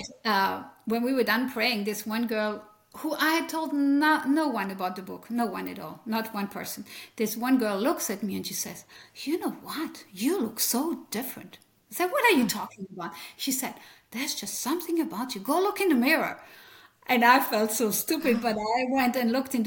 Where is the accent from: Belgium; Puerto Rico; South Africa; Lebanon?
Belgium; French-speaking Belgium, Wallonia; accent: French; first language French; English is a second language; now in Leesburg, United States; I came from the French speaking part of Belgium, and that's what you hear is French in my accent